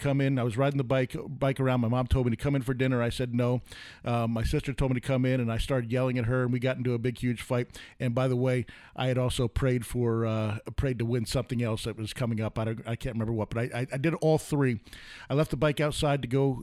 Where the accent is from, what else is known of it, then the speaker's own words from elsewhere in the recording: New York, United States; moved away; I grew up in New York, and we had a camp